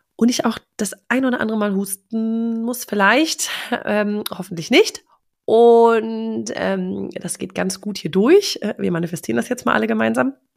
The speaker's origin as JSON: {"language": "German", "country": "Germany", "said": "als Europäer oder als Deutsche"}